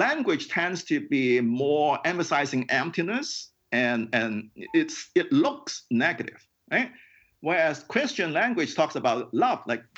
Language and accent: English; Hong Kong; Hong Kong is a very crowded city, and I grew up in Hong Kong.